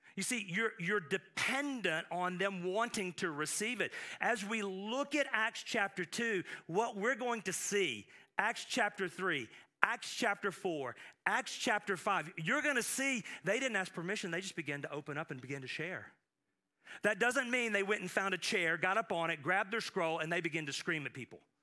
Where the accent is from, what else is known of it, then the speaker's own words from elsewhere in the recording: United States; I am proud that I am an American. I thank the Lord that I'm, I was born here